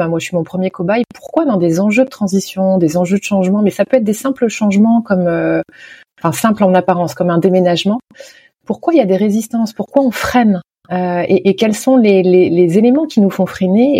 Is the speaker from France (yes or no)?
yes; Nantes, Pays de la Loire, France; moved away as an adult; also born or lived in Canada; now in Nantes, France; depuis mon retour en France dans ma ville natale à Nantes il y a cinq ans